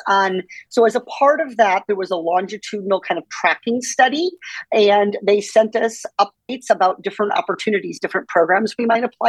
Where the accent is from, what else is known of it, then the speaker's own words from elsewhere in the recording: Iowa, United States; Well, growing up in Iowa, I think one of the things that you learn is how much politicians want to talk to you during campaign season.